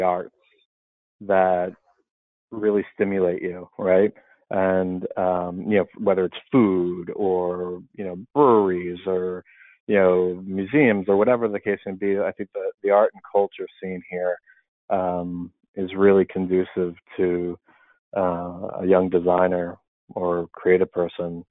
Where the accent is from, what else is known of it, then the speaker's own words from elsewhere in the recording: Philadelphia, Pennsylvania, United States; moved away as an adult; now in Boston, United States; I'm from Philadelphia, born and bred. I'm always going to be from Philly